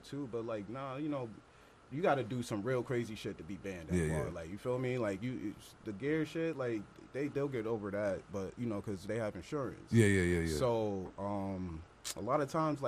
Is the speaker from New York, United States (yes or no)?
yes; New York City, New York, United States; accent: Long Island; also born or lived in Long Island, New York; growing up in the Bronx